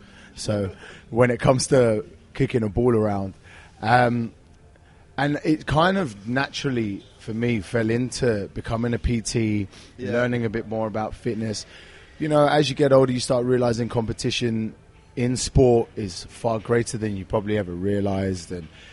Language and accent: English; London, United Kingdom; So basically, I was a young kid growing up in North London.